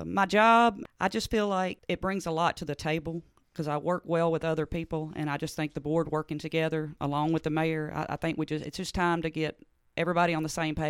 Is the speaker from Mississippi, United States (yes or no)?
yes; Hernando, Mississippi, United States; We grew up in Bridgetown, so I went to Hernando schools. My mom was a school teacher here